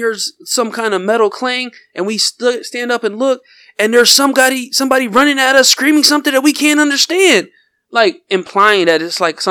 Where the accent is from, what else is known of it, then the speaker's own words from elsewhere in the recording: Rochester, New York, United States; I'm glad I'm from New York